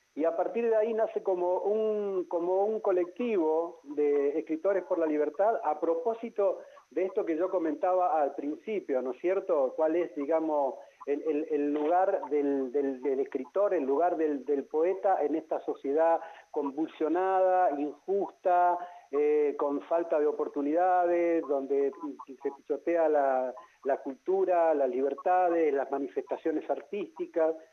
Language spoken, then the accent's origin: Spanish; Neuquén, Argentina; Yo soy neuquino, nacido en Neuquén